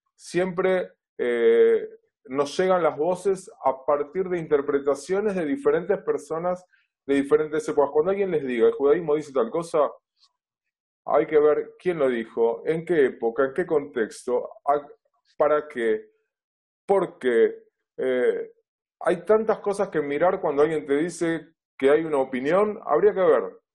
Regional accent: Buenos Aires, Argentina; vivo en Buenos Aires, nací en Buenos Aires, siempre viví aquí en esta ciudad, originalmente en Flores, desde hace muchos años en Villa Crespo

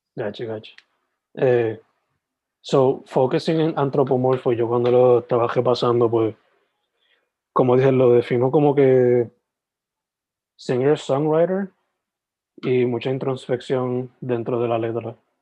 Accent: Sabana Grande, Puerto Rico; moved away; yo soy original de Sabana Grande, like, criado

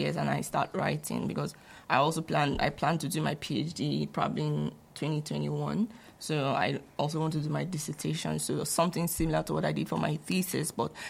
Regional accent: Nigeria; moved away as an adult; now in Canada

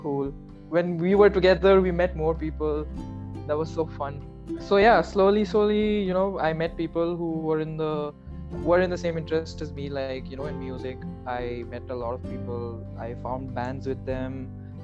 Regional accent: Kolkata, West Bengal, India; moved away as an adult; now in Bangalore, India; I'm from Calcutta

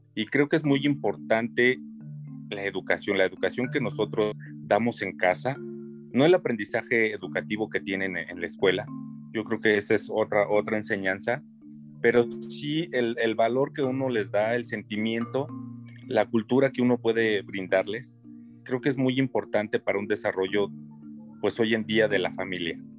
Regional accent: Mexico; esa identidad propia que tenemos como mexicanos

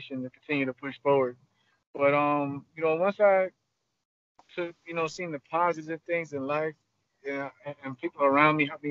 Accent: Long Island, New York, United States; born and raised in Long Island, New York

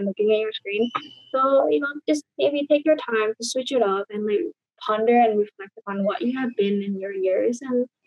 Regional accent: Indonesia; I grew up in Indonesia

